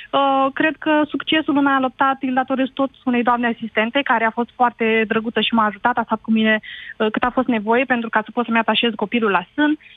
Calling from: Iași, Iași County, Romania; vă sunt din Iași.

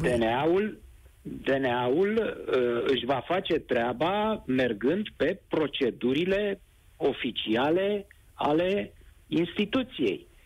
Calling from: Focșani, Vrancea County, Romania; Uh, Nedere, sunt din Focșani.

